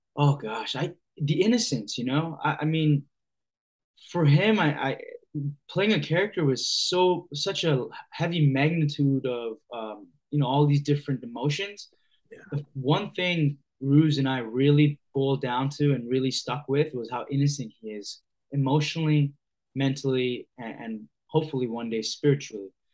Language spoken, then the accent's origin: English; Hamilton, Ontario, Canada; I grew up in Hamilton, Ontario, which is about 45 minutes southwest of Toronto